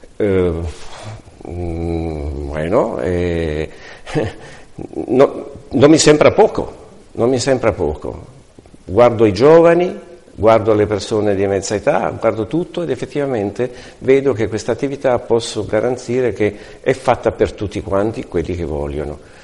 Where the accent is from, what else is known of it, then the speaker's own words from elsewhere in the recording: Italy; now in Palma de Mallorca, Spain; vengo da Palma di Maiorca, sono italiano